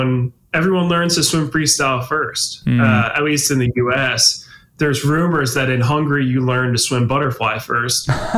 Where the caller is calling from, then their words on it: Oakland, California, United States; Yeah, so I'm in Oakland, California. So I still do my training out of Cal Berkeley.